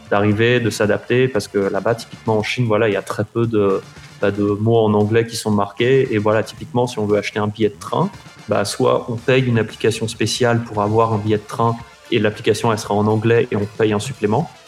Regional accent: Paris, Île-de-France, France; wo shi ba li ren. Genre je suis parisien, c'était les trois mots que je savais, que je savais faire.

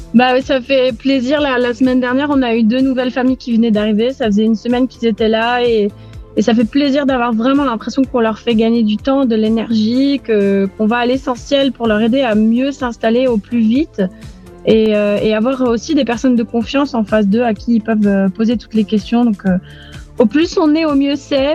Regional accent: Aix-en-Provence, Provence-Alpes-Côte d'Azur, France; moved away as an adult; also born or lived in Beirut, Lebanon; now in Nicosia, Cyprus; Je suis d'Aix-en-Provence, du sud de la France, au pays des cigales

